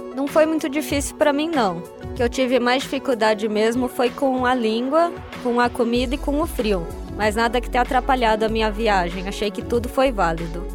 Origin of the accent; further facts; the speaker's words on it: Presidente Prudente, São Paulo, Brazil; now in Ribeirão Preto, Brazil; Eu sou de Presidente Prudente, eu estou cursando medicina aqui na UNAERP